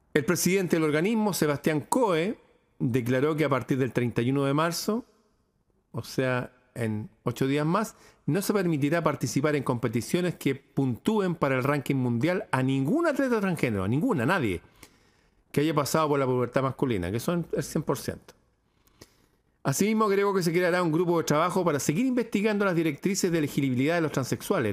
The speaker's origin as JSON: {"language": "Spanish", "country": "Chile", "said": "cosas que pasan en mi país"}